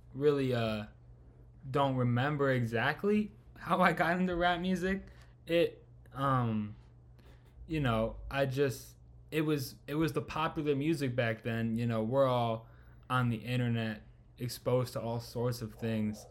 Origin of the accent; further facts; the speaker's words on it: Chicago, Illinois, United States; born and raised in chicago